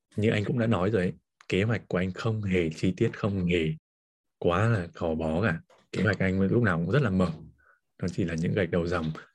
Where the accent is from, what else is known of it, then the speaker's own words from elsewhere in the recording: Hà Giang, Vietnam; moved away; quê mình ở Hà Giang